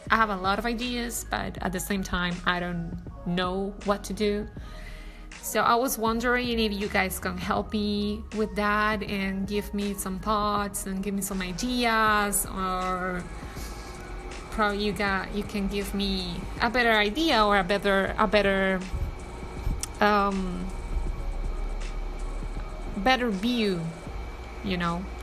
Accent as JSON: {"language": "English", "country": "Colombia", "said": "especially that I'm not from here, I'm from Colombia."}